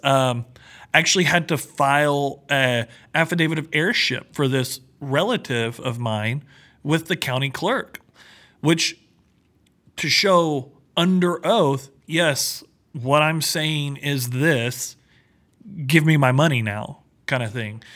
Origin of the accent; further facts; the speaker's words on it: Texas, United States; I'm from Texas. We don't see snow